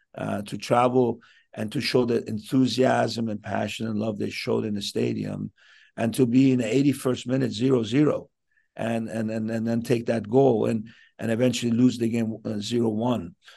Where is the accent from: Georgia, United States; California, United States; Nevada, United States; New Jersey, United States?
California, United States; Southern; moved away as an adult; now in Vancouver, Canada; I was raised in Sou-, in Southern California.